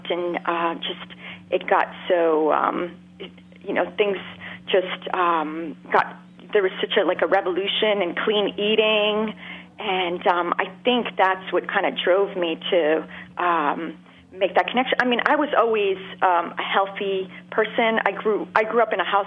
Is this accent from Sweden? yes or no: no; Montreal, Quebec, Canada; Montreal. I grew up in Montreal